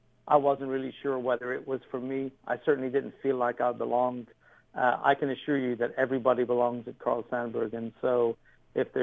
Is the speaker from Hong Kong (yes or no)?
no; Ireland; moved away as an adult; now in United States; I came from Ireland, where, you know, you were kind of prescribed on what you could do growing up.